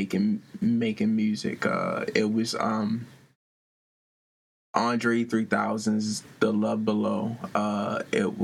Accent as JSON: {"language": "English", "town": "Baltimore", "region": "Maryland", "country": "United States", "tie": "born or raised there", "said": "I grew up in Baltimore, Maryland, on the west side of town."}